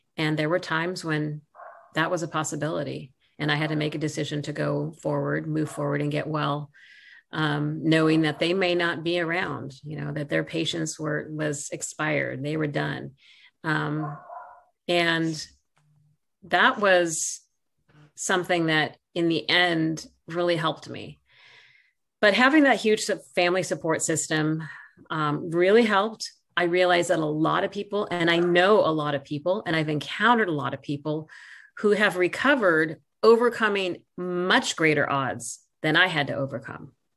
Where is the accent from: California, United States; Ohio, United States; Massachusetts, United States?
California, United States; Santa Barbara; born or raised there